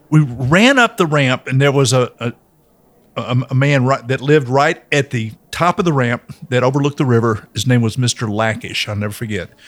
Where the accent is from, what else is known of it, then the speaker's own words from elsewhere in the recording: Nashville, Tennessee, United States; just growing up in East Nashville.